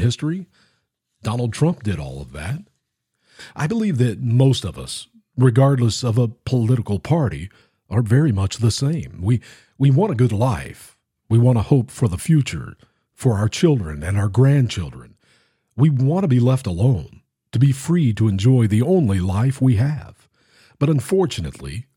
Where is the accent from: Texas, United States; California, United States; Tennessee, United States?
Tennessee, United States; my home state, the state of Tennessee